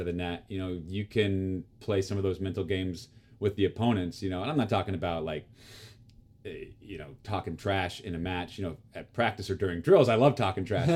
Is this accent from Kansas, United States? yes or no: yes; Topeka, Kansas, United States; my hometown of Topeka